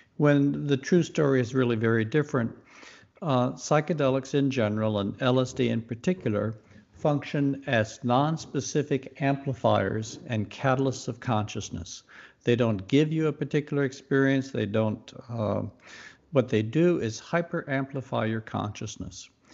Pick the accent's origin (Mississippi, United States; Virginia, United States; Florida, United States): Mississippi, United States; moved away; also born or lived in Youngstown, Ohio; I was raised in the Deep South and grew up in Mississippi